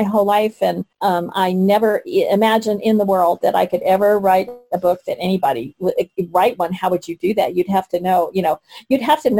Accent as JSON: {"language": "English", "region": "Texas", "country": "United States", "tie": "born or raised there", "moved": "yes", "lives_now": "Colorado, United States", "said": "I grew up in Texas, and you know, and then we were in Colorado"}